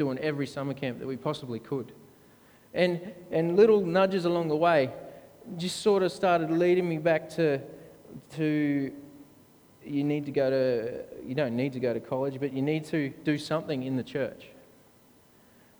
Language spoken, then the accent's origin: English; Brisbane, Queensland, Australia; I grew up in the Seventh-day Adventist Church, 8 Mile Plains, Southside